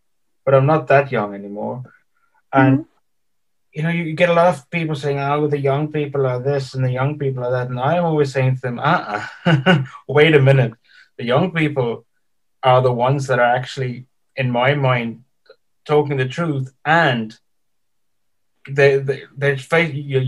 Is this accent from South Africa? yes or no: yes; South Africa; also born or lived in England; now in Ireland; I'm from South Africa, and I lived in England